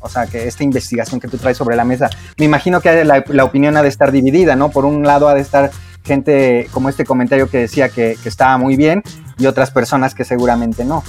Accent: Mexico; nosotros mismos como mexicanos

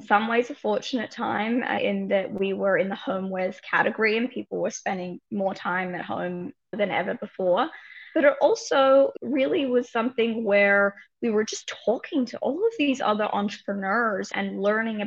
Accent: Australia; moved away as an adult; now in New York, United States; I'm an Aussie originally, have been here, you know, about a decade.

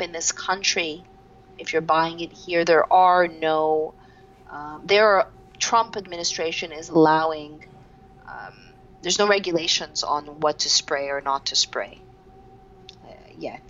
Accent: Montreal, Quebec, Canada; I'm from Montreal, Canada, I'm 45

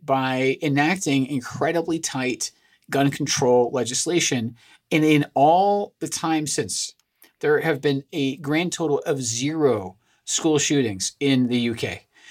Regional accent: Scotland, United Kingdom; moved away; I'm originally from Scotland

